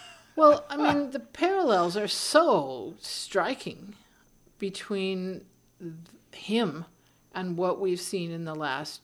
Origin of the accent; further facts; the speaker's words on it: California, United States; I'm an American and I'm a Californian